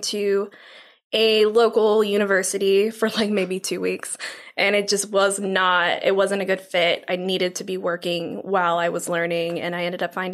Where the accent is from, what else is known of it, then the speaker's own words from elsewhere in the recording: St. Louis, Missouri, United States; now in Tomball, United States; I'm from St. Louis originally